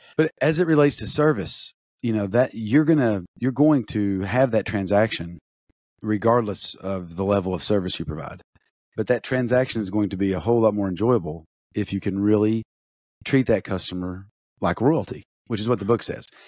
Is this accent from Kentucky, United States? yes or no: yes; Eastern Kentucky, United States; growing up in Eastern Kentucky